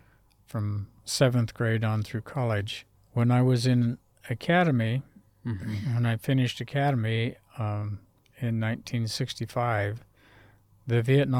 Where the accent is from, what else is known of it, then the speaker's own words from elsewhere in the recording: Oregon, United States; born there; Well, I was born in Oregon